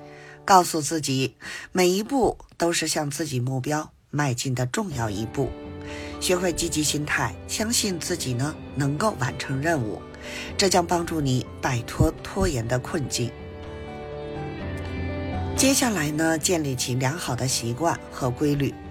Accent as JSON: {"language": "Chinese", "region": "Beijing", "country": "China", "said": "，加油加油哦！"}